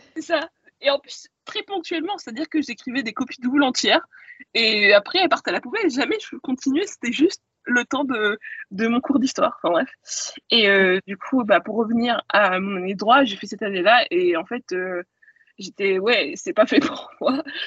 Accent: Caen, Normandy, France; j'ai grandi euh, en Normandie et euh, à Caen plus précisément

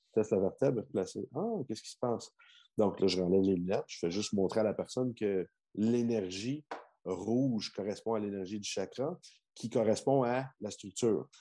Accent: Quebec, Canada; chez moi au Québec, tu comprends? Euh, dans, dans mes origines

